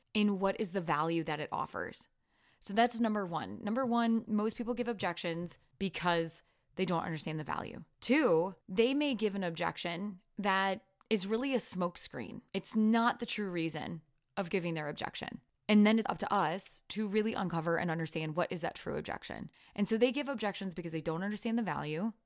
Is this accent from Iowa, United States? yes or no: yes; Iowa, United States; accent: Iowan; my Iowan accent